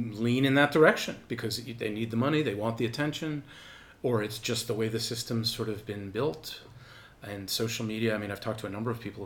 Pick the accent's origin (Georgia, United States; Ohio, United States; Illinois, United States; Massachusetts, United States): Massachusetts, United States; outside of Boston; I grew up outside of Boston